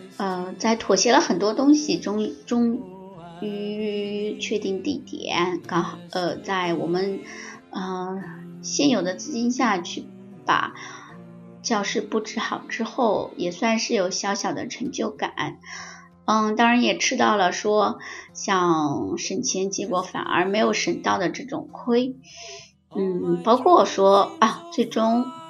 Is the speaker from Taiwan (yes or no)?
no; China; also born or lived in Shenzhen; 我们中国人或者是南京的朋友们